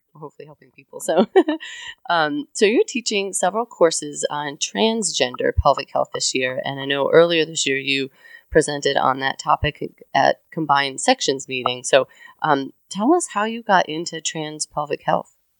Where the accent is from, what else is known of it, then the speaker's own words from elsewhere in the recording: Connecticut, United States; now in the South, United States; I come from Connecticut, so I've never worked in New England